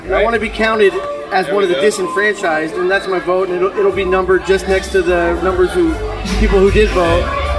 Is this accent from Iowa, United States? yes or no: no; Patterson, California, United States; I grew up in Patterson, California.